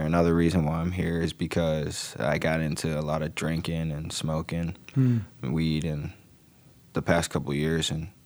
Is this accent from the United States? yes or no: yes; Chicago, Illinois, United States; also born or lived in Mokena, Illinois / Frankfort, Illinois; I'm from Chicago, 18, in July.